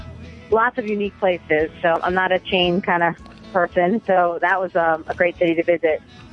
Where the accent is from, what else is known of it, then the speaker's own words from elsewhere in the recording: Maryland near Baltimore, United States; I am from Maryland near Baltimore